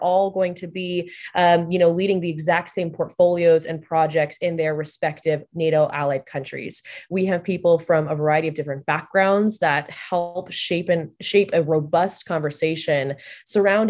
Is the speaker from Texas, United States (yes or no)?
yes; Texas, United States; now in Washington, D.C., United States; a Texan